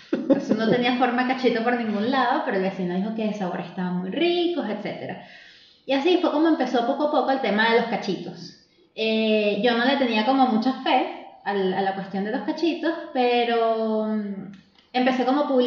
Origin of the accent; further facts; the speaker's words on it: Venezuela; moved away as an adult; also born or lived in Ireland; now in Chile; cuando salí de Venezuela